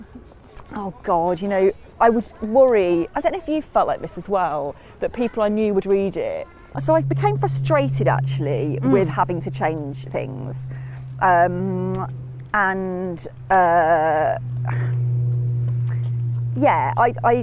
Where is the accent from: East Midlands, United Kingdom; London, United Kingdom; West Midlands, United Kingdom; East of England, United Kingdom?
East Midlands, United Kingdom; Matlock; also born or lived in Hull / Cheshunt, Hertfordshire; I moved there when I was six, so I sort of do consider it the place I grew up, really. I was born in Hull and then moved to Cheshunt in Hertfordshire when I was two, then moved to Matlock when I was six. So I do really consider it my hometown